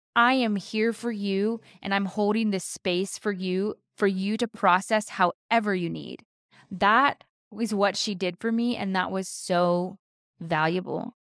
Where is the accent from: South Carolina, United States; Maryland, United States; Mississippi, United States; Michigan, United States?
South Carolina, United States; moved away as an adult; now in California, United States; Both of us were born and raised in South Carolina